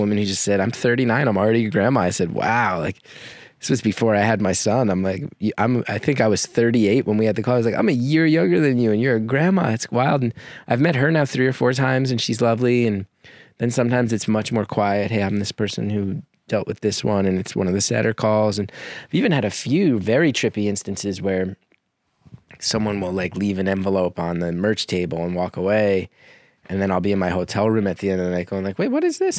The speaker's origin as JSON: {"language": "English", "region": "New Jersey", "country": "United States", "tie": "born or raised there", "also_born_or_lived": "New York", "said": "I grew up in Jersey"}